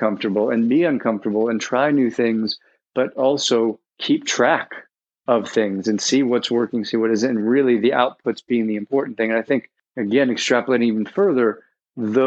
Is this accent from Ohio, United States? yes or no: no; New York City, New York, United States; my background is growing up in New York City on the Upper East Side